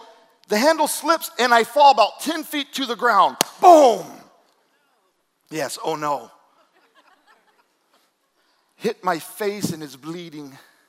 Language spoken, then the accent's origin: English; Fayetteville, North Carolina, United States; I grew up in Fort Bragg, Fayetteville, North Carolina.